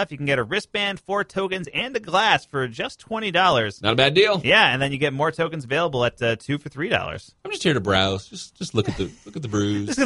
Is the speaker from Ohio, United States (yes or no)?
no; New York, United States; I was growing up in New York, there was like a Renaissance fair that was maybe like an hour away